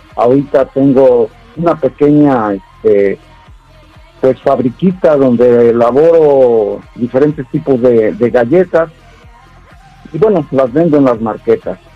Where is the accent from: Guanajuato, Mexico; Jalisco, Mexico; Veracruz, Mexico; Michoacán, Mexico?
Jalisco, Mexico; moved away; soy de, de Jalisco